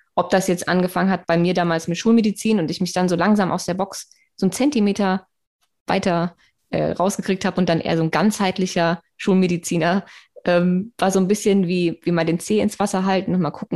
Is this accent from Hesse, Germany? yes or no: yes; Darmstadt, Hesse, Germany; ich bin ja in Darmstadt groß geworden